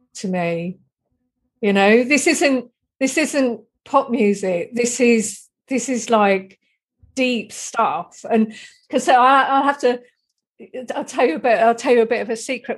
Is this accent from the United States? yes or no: no; Deal, South East England, United Kingdom; when I was a little girl growing up in Dealing, Kent, in Britain